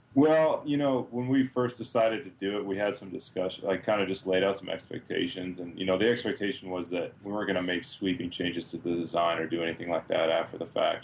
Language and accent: English; Massachusetts, United States; moved away as an adult; now in Idaho, United States; I'm originally from the East Coast. I'm from Massachusetts